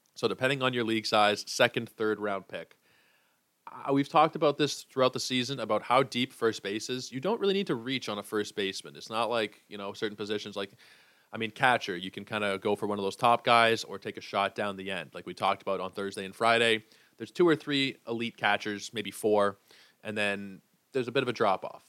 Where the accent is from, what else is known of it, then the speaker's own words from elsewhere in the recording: Toronto, Ontario, Canada; I am from Toronto